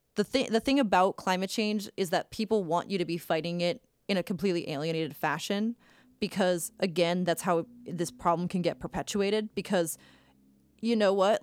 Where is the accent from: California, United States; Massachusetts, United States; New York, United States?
Massachusetts, United States; Cape Cod; growing up on Cape Cod